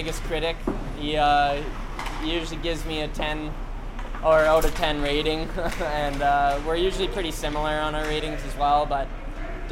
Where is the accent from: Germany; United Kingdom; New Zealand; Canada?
Canada; Red Deer, Alberta; growing up in Red Deer minor hockey